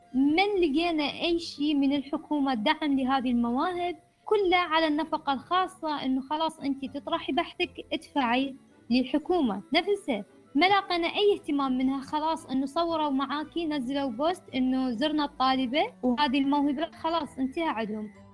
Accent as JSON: {"language": "Arabic", "country": "Iraq", "said": "مجتمعنا العراقي"}